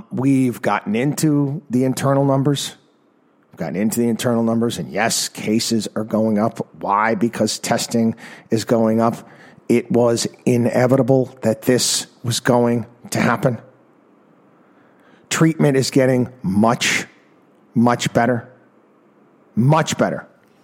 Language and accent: English; Albany, New York, United States; Albany, New York, my hometown